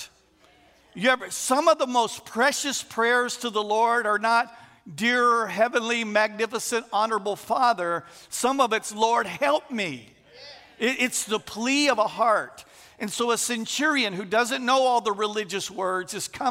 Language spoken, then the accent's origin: English; Texas, United States; moved away as an adult; also born or lived in St. Landry Parish, Louisiana; now in Louisiana, United States; we're originally from Texas, but we moved here 23 years ago